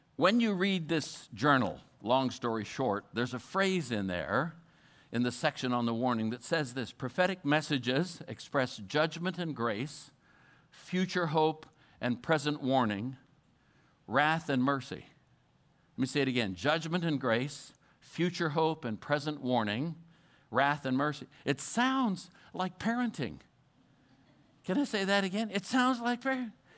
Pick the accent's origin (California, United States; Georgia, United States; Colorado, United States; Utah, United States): Colorado, United States; I'm from Colorado